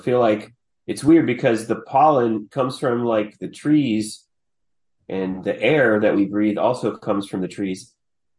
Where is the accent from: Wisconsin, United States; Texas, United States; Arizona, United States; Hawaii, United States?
Texas, United States; Austin; also born or lived in Hobbs, New Mexico; I've lived here since I was two, but I was actually born in Hobbs, New Mexico, which is just like this on the right on the border of Texas. It's like this oil field town.